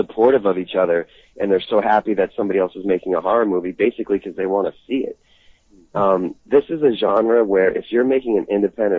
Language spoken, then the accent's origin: English; Boston, Massachusetts, United States; moved away as an adult; now in Los Angeles, United States; I'm from Boston, and I had a really tight group of friends that I grew up